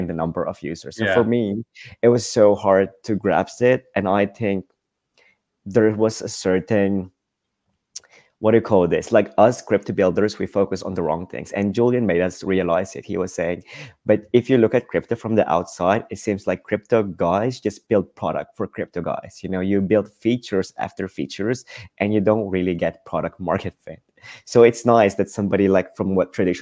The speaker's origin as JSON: {"language": "English", "country": "Philippines", "moved": "yes", "lives_now": "Amsterdam, Netherlands", "said": "I live in Amsterdam. My mom lives in LA. I'm from the Philippines."}